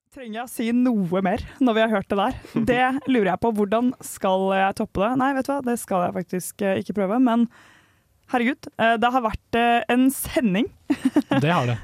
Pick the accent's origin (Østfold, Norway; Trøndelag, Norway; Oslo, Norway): Oslo, Norway; moved away as an adult; now in Trondheim, Norway; jeg er hjemme i Oslo